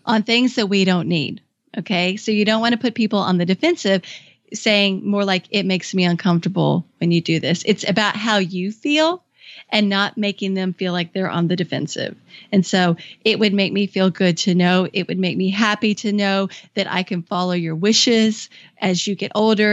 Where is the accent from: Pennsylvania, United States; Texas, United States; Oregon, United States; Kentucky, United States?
Kentucky, United States; moved away as an adult; also born or lived in Washington, D.C.; I moved back to my home state of Kentucky